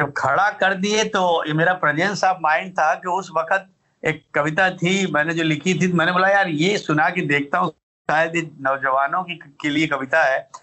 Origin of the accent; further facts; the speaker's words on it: a small village near Varanasi, Uttar Pradesh, India; बनारस का एक बहुत छोटा सा गांव है कस्बा है जिसका नाम है उदार